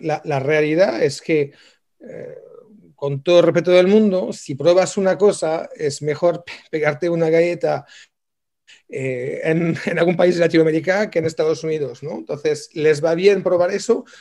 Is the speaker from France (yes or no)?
yes; France; moved away; yo soy francés aparte, pero somos franceses originalmente